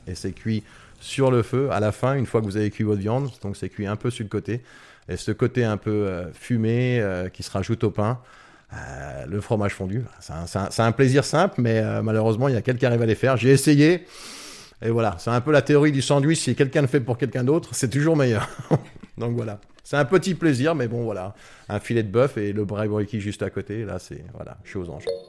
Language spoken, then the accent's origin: French; France; moved away as an adult; now in South Africa